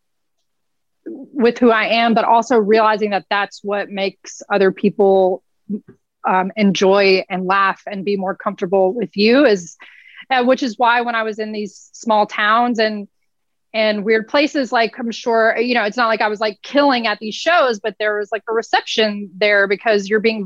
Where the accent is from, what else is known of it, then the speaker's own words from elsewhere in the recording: Nashville, Tennessee, United States; I'm from Nashville